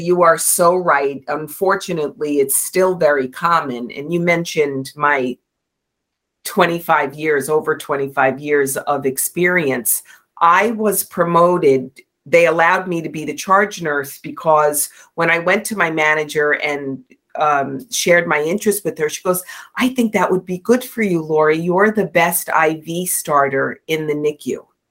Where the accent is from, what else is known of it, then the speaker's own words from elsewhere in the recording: New York, United States; I'm from New York